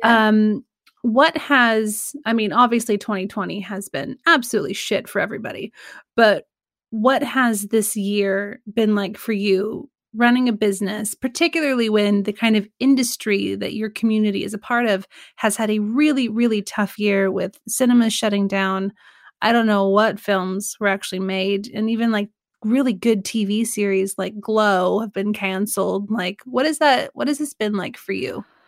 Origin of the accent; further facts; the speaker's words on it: Sacramento, California, United States; I'm from Sacramento